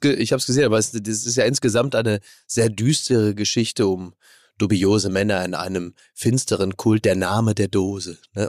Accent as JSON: {"language": "German", "town": "Castrop-Rauxel", "region": "North Rhine-Westphalia", "country": "Germany", "tie": "born or raised there", "said": "in meiner Heimat"}